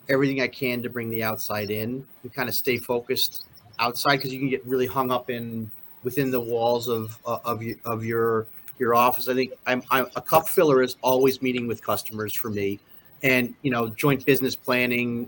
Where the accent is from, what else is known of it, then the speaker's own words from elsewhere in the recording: Stamford, Connecticut, United States; also born or lived in Singapore; now in Chicago, United States; I'm full East Coast, Stamford, Connecticut